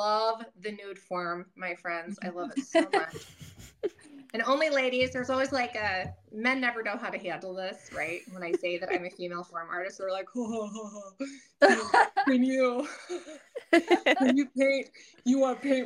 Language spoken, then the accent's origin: English; United States; we were raised in America